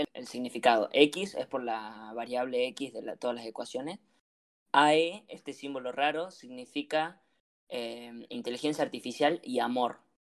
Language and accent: Spanish; Argentina; adolescente argentino